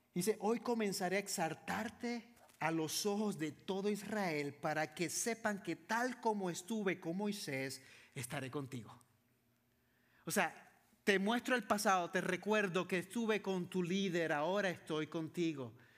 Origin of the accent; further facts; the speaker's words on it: San Juan, Puerto Rico; Yo soy de Puerto Rico Vivo, crecí, nací en San Juan, Puerto Rico, la capital.